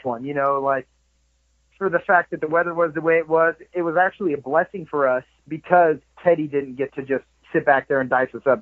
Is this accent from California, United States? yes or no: yes; Southern California, United States; moved away as an adult; also born or lived in Florida / Hattiesburg, Mississippi / Denmark; I grew up in a small surf town, you know, of course, small in Southern California